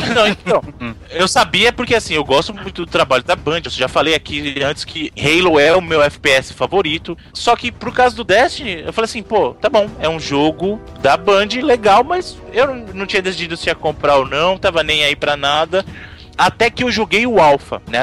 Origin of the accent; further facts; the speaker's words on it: Bahia, Brazil; Eu sou baiano com muito orgulho